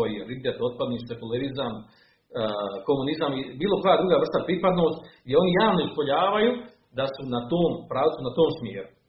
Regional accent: Bosnia & Herzegovina; u našim kraju, u Bosni i Hercegovini

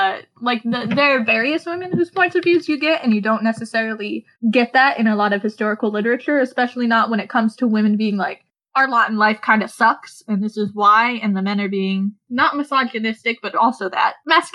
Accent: Oregon, United States; I'm from Oregon, so we all learn about the Donner Party.

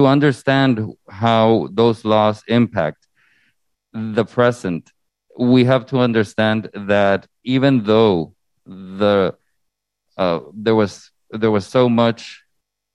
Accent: Honduras; now in United States; originally born and raised in Honduras in Central America

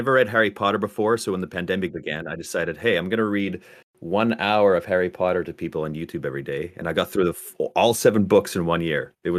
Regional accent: Germany; moved away; I grew up in Germany

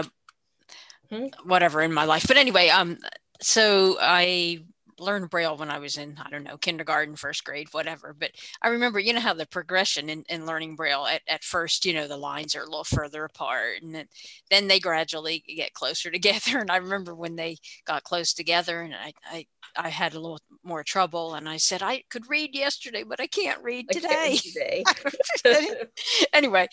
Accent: West Virginia, United States; I'm from West Virginia

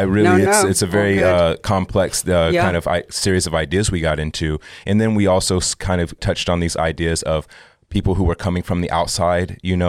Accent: Oklahoma, United States; as a Southerner, you know, as a Black American, as someone who is, you know, grew up in Oklahoma and, you know, a tribal community

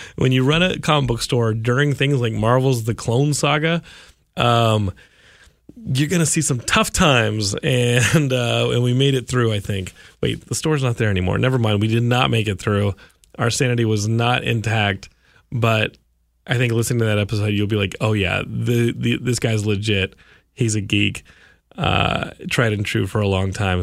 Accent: Austin, Texas, United States; I grew up in Austin

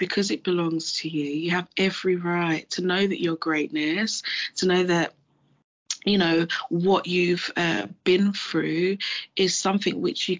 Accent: Mali; moved away; I am a Malian. I was born in Mali, which is in West Africa.

